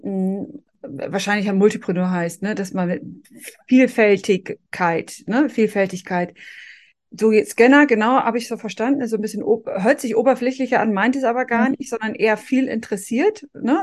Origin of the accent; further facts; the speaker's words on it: Northern Germany, Germany; ich als Norddeutsche